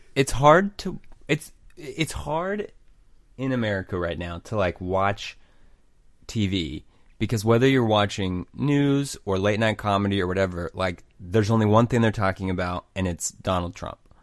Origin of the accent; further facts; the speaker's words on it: Oklahoma, United States; growing up in Oklahoma